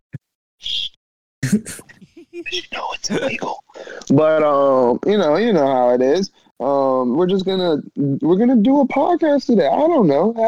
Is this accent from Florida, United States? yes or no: yes; Jacksonville, Florida, United States; I'm from Duval County, Jacksonville, 904